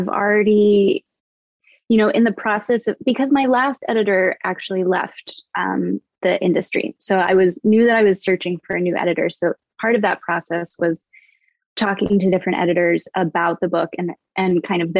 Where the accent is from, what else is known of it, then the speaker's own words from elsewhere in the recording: Vermont, United States; now in Los Angeles, United States; I'm from Vermont. Originally born and raised in the Green